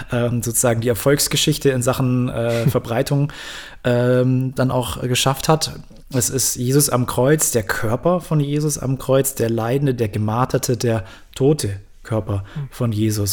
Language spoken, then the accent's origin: German; Bavaria, Germany; die meisten bei uns in Bayern waren halt im katholischen Religionsunterricht